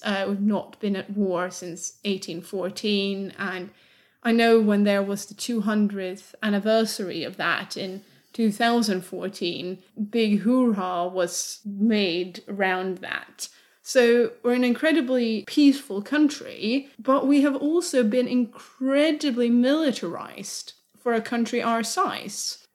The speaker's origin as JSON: {"language": "English", "country": "Sweden", "tie": "born or raised there", "said": "Growing up in Sweden in the 90s and early 2000s"}